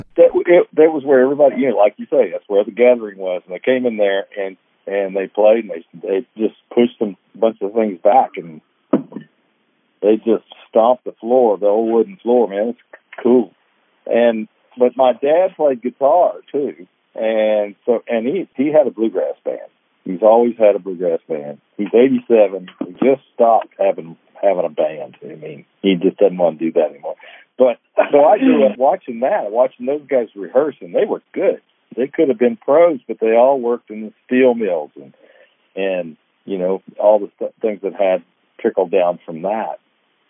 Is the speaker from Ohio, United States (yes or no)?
yes; Ohio, United States; I'm from Ohio originally, but my people are all from the South, so we'd go back to West Virginia